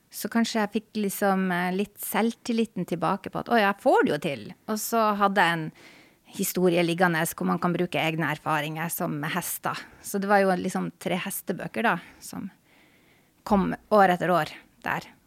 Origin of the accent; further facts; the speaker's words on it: Tromsø, Troms, Norway; moved away as an adult; also born or lived in Honningsvåg, Finnmark; now in Oslo, Norway; hele tida når jeg gikk på skole, så var det i Tromsø by. Så jeg er på en måte Tromsø-jente.